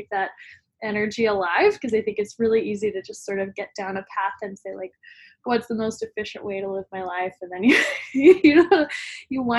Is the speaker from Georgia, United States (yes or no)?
no; Denton, Texas, United States; I'm originally from Denton, Texas, which is about 30 minutes north of Dallas, and definitely strongly identify as a Texan